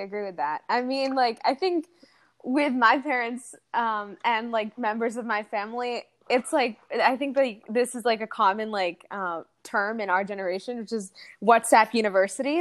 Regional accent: United States; also born or lived in Saudi Arabia; I came to the States when I was around eight years old

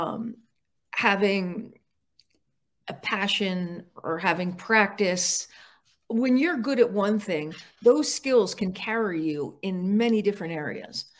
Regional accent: Park Ridge, New Jersey, United States; I grew up in Park Ridge, New Jersey

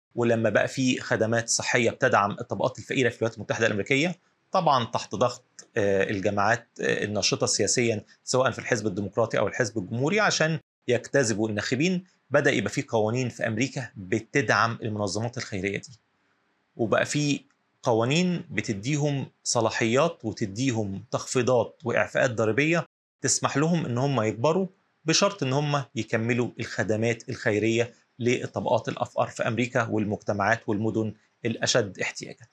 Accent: Egypt; هنا عندنا في مصر

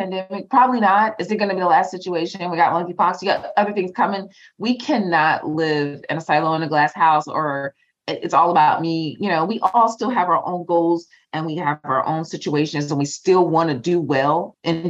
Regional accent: New Jersey, United States; also born or lived in North Carolina; I'm from Jersey. I'm from North Carolina / Jersey. I talk fast.

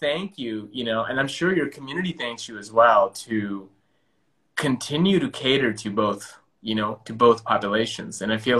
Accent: India; I'm Indian, and it's being Indian.

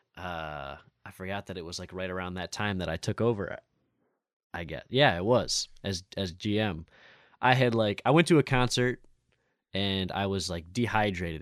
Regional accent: Lake Orion, Michigan, United States; now in Royal Oak, United States; Paint Creek Trail runs through Lake Orion also, which is, like, my hometown

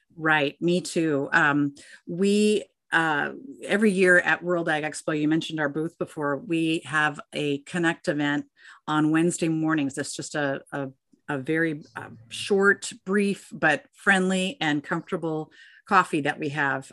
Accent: Minnesota, United States; my home state of Minnesota

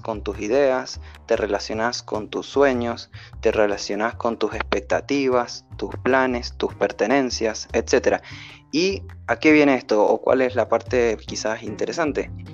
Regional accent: Mendoza, Argentina; de Mendoza, Argentina

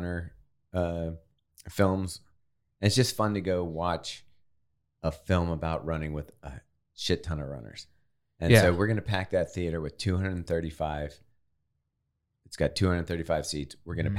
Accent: Baltimore, Maryland, United States; We're from Baltimore.

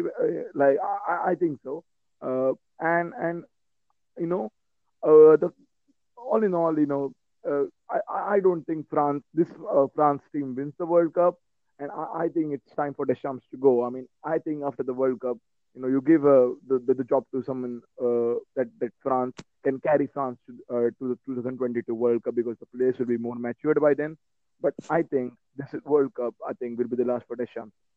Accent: India; I'm from India.

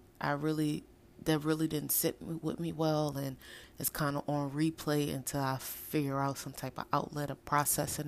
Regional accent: New Orleans, Louisiana, United States; my hometown of New Orleans

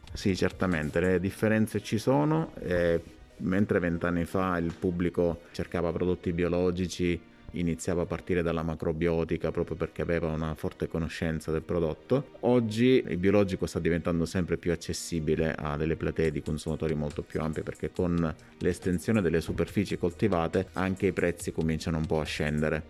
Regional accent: Sicily, Italy; moved away as an adult; also born or lived in Northern Italy; Nel 96 sono partito dalla Sicilia, come tutti i ragazzi all'età di 19 anni, per cercare fortuna al nord Italia

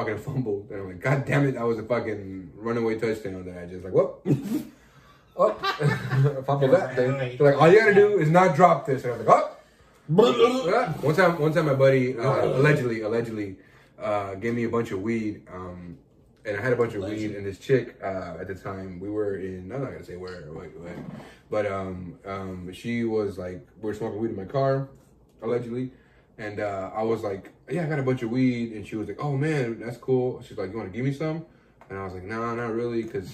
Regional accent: Los Angeles, California, United States; This was at a bar in my hometown

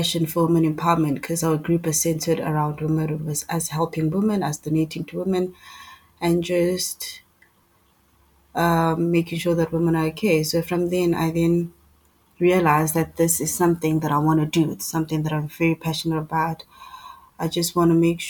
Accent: East Rand, Gauteng, South Africa; I'm from the East Rand.

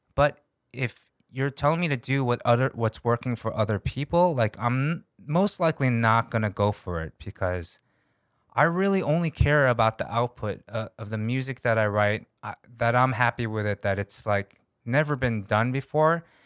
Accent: United States; moved away as an adult; also born or lived in Korea; now in South Korea; as an American, I'm a little bit detached being in Korea for almost ten years now

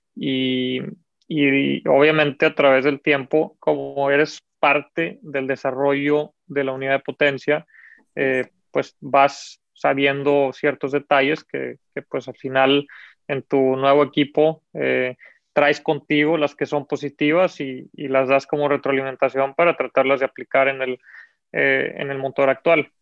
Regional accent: Mexico; como mexicanos

